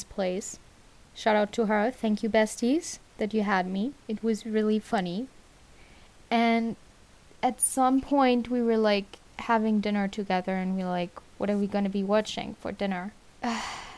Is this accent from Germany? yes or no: yes; Germany; I'm from Germany